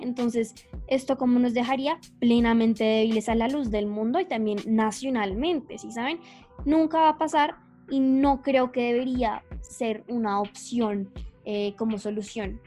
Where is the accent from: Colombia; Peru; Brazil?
Colombia; somos como colombianos